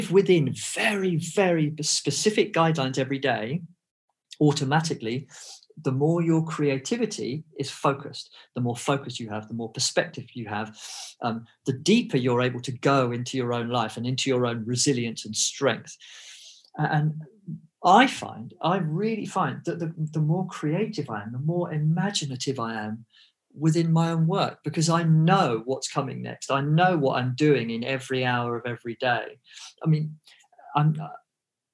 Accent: England, United Kingdom; I grew up in England. I had an English education.

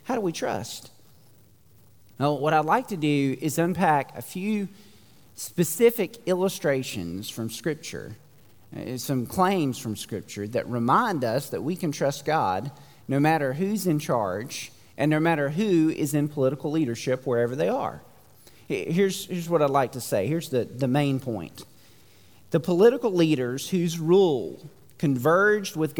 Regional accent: United States; American Christians living in the 21st century

